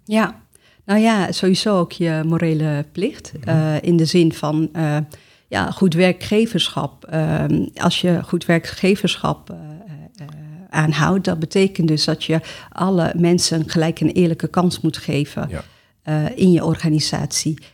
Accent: Amsterdam, North Holland, Netherlands; moved away as an adult; now in The Hague, Netherlands; geboren en getogen in Amsterdam

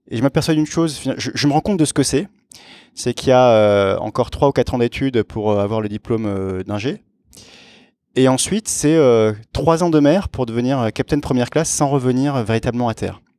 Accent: Aix-en-Provence, Provence-Alpes-Côte d'Azur, France; je viens du sud de la France. Euh, d'Aix-en-Provence. Et euh, petite caractéristique, je suis, euh, j'ai été élevé dans une culture franco-hellénique, si on, si on peut dire. mon père est français, ma mère est grecque.

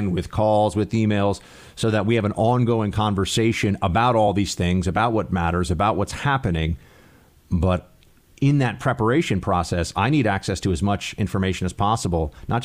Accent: New York City, New York, United States; some commie from Manhattan

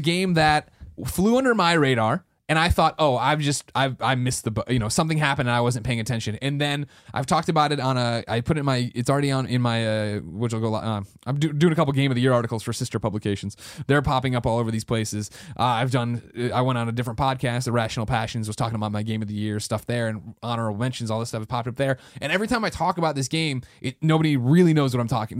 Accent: United States; I'm American

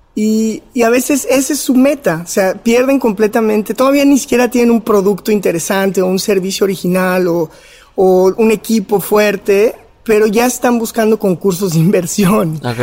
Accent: León, Guanajuato, Mexico; soy de Guanajuato, eh, crecí en la ciudad de León

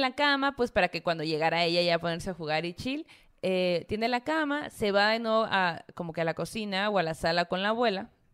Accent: Sonora, Mexico; yo, la Zoe, la Mara, eh, somos de Sonora

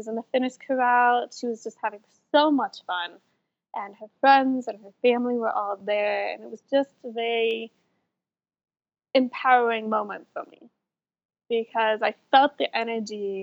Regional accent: Salt Lake City, Utah, United States; I am from Salt Lake City, Utah. So born, raised, I still live here.

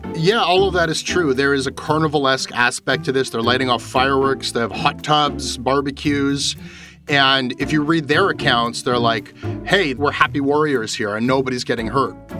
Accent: Canada; as a Canadian talking to Canadians

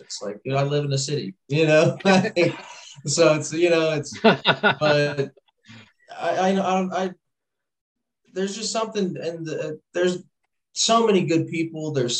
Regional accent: Louisville, Kentucky, United States; I'm from Louisville, that's where I live. So I'm kind of like right on the line of Kentucky.

